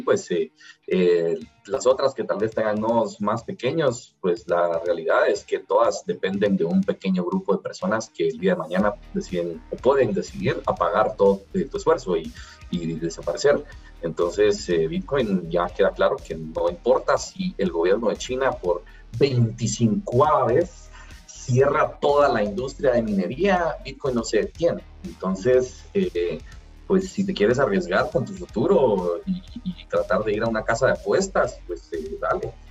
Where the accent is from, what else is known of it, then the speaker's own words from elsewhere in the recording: Guatemala; yo soy emprendedor guatemalteco, millennial